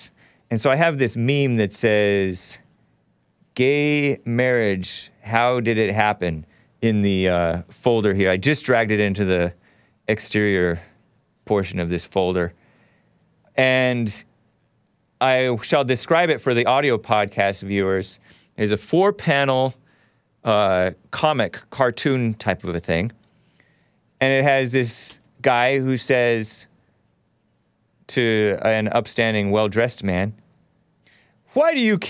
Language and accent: English; United States; I'm a Native American. I was born here